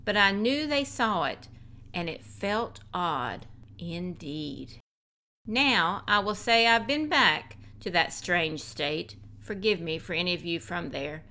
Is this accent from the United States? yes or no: yes; the Bible Belt, United States; moved away; also born or lived in the Muslim world; my home state of what was the Bible Belt